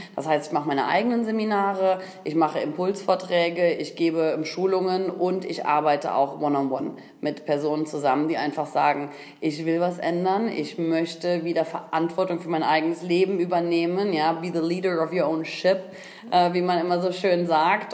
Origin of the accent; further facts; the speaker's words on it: Koblenz, Rhineland-Palatinate, Germany; gebürtig aus Koblenz